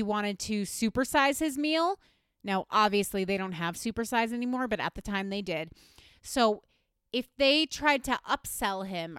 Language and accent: English; West Virginia, United States; I grew up in West Virginia, currently the third fattest state in America.